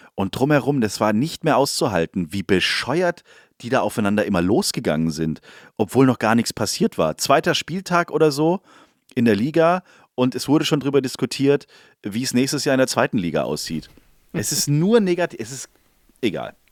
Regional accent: Swabia, Germany; Ich bin Schwabe

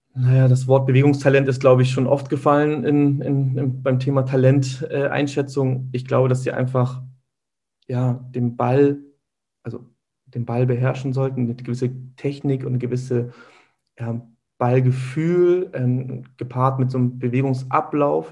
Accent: Hamburg, Germany; bin hier in Hamburg geboren. Meine Eltern kommen gebürtig aus der Türkei. Ähm, meine Wurzeln liegen hier im Süden Hamburgs.

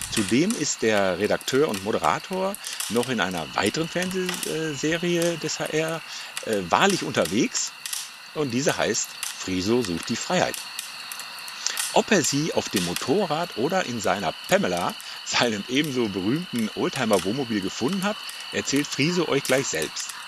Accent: Ennigerloh, North Rhine-Westphalia, Germany; Ich komme äh, aus Ennigerloh, äh, also, Warndorf.

